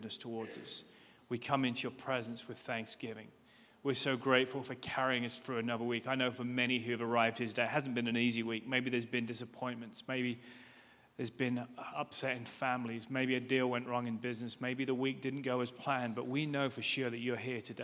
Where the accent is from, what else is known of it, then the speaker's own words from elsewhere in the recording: United Kingdom; as you can probably tell from my accent. I'm from the UK